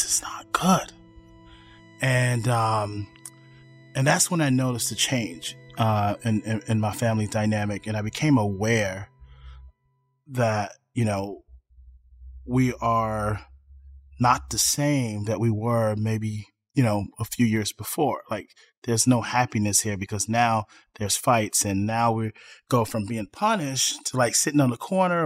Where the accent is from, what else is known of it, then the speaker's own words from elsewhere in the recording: Chicago, Illinois, United States; I was born in Chicago West Side